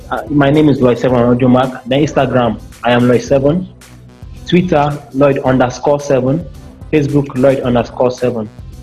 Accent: Benue, Nigeria; No, I'm from the food basket of the nation. I'm from Benin. That's the food basket of the nation.

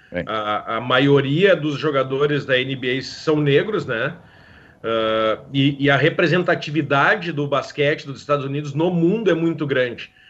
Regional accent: Porto Alegre, Rio Grande do Sul, Brazil; now in Canoas, Brazil; Eu sou natural de Porto Alegre, nascido em Porto Alegre, radicado em Canoas há 18, mas nasci chorando moinhos de vento.

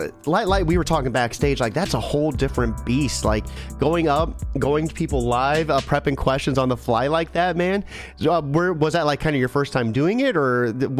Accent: Ohio, United States; I'm from Ohio

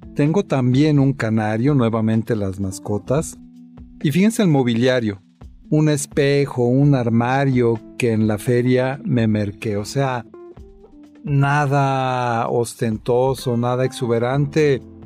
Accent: Mexico; así somos los, los mexicanos

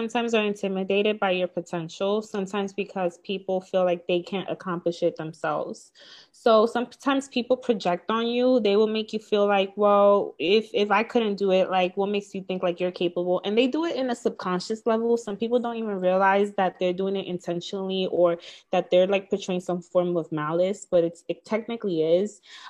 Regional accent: Bronx, New York, United States; I am from the Bronx, yeah, from New

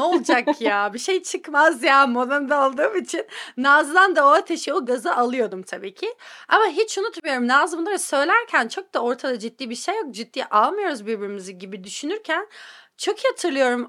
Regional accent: Antalya, Turkey; moved away as an adult; also born or lived in Istanbul; now in United States; Ben Antalyalıyım bu arada İstanbullu değilim.

